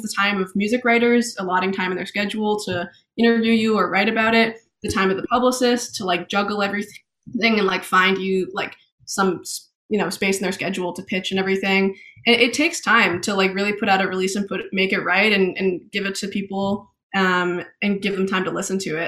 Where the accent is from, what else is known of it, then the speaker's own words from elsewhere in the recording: Maine, United States; also born or lived in Boston / London / Oxford; I was born in Boston, moved to Maine when I was a little kid, and then spent my first grade in London, moved back to Maine